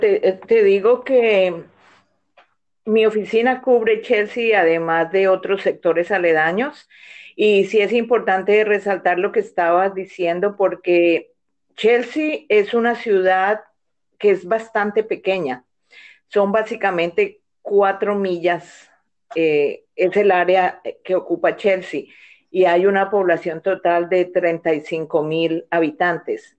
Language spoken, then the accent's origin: Spanish; Colombia; moved away as an adult; now in Boston, United States; soy colombiana, que emigré a Estados Unidos hace ya más de 30 años. En Colombia estudié leyes